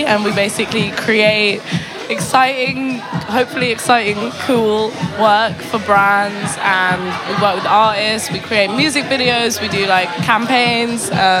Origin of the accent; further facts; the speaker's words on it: London, United Kingdom; And I'm a photographer and a director and an artist manager and a DJ from London.